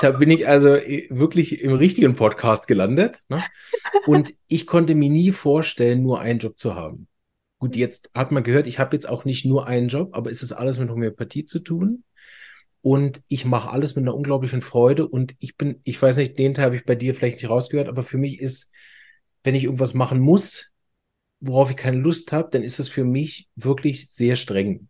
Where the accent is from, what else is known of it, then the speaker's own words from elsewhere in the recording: Berlin, Germany; accent: Hochdeutsch; now in Chur, Switzerland; Ich bin ganz ursprünglich aus Berlin, deshalb Hochdeutsch